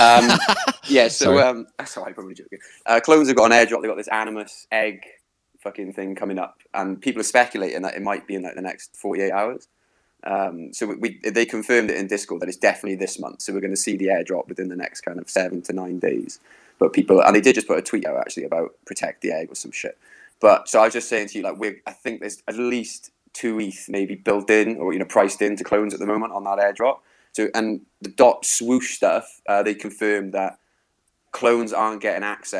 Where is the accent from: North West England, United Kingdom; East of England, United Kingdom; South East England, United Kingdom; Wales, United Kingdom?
Wales, United Kingdom; I'm Welsh